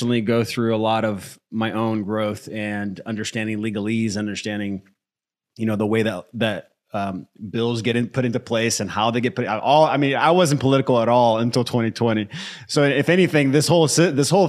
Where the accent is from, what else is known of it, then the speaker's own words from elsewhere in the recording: United States; also born or lived in Brazil; I grew up in the US since I was 8